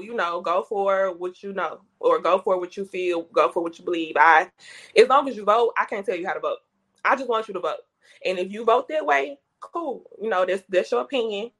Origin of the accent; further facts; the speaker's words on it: Jackson, Mississippi, United States; I am a Jackson native, so born and raised in Jackson, um, kind of northwest Jackson.